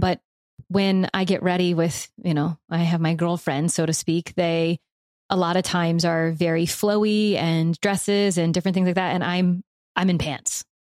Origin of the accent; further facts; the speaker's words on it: the South, United States; I'm from the South, so I give myself and other people from the South permission for y'all